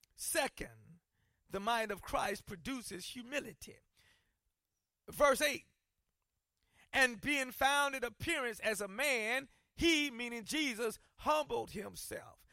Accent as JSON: {"language": "English", "region": "South Carolina", "country": "United States", "tie": "born or raised there", "moved": "yes", "said": "where I grew up in South Carolina"}